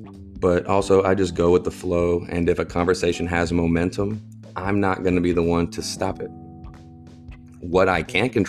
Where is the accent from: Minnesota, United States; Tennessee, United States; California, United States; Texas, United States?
Texas, United States; Angleton; also born or lived in Houston; my hometown of Angleton, Texas